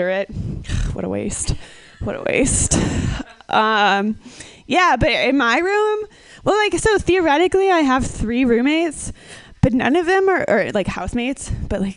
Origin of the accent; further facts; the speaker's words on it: Minnesota, United States; I grew up in Minnesota